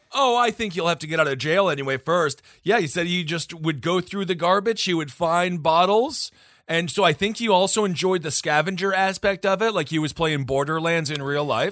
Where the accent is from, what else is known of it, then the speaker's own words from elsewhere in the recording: Wisconsin, United States; my home state of Wisconsin